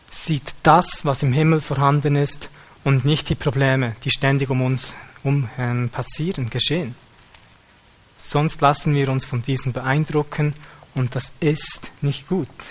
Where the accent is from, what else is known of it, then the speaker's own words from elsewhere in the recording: Switzerland; wir als Schweizer